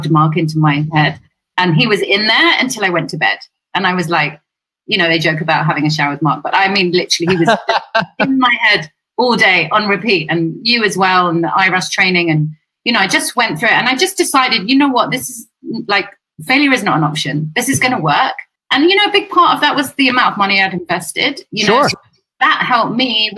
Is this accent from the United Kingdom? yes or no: yes; England, United Kingdom